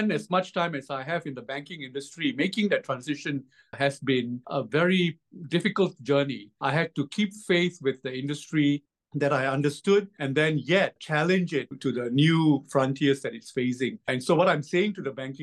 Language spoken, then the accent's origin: English; Malaysia; moved away as an adult; now in Singapore; I was born in Malaysia and I spent my entire adult life in Singapore. I moved to Singapore to complete my university